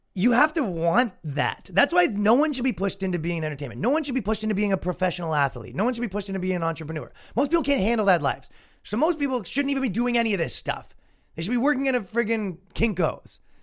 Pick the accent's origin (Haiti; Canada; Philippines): Canada; accent: Canadian; now in United States; I am mocked as a Canadian, constantly mocked for my accent.